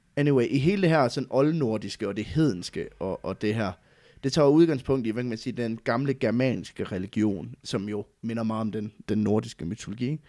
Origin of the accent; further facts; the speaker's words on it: West Jutland, Central Denmark Region, Denmark; jeg kommer jo fra Vestjylland